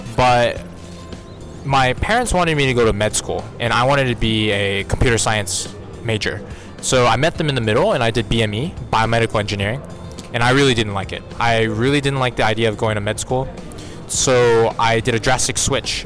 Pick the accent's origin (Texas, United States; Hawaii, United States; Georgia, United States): Texas, United States; Houston; moved away as an adult; also born or lived in Singapore / South Korea; I'm actually an American citizen, grew up with Korean parents. So, I spent 18 years in Houston, Texas